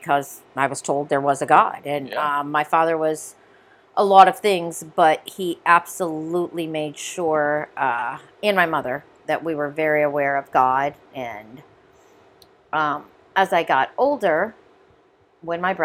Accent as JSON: {"language": "English", "town": "Brimfield", "region": "Ohio", "country": "United States", "tie": "born or raised there", "also_born_or_lived": "Columbus, Ohio", "said": "When I was 3 years old, my father moved us out of the city to a small town about 3 hours away called Brimfield, Ohio"}